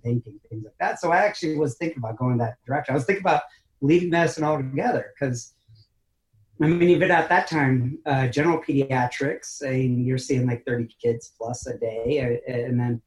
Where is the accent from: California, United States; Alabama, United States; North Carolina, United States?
California, United States; moved away; also born or lived in New York / Caribou, Maine; I'm originally born and raised in California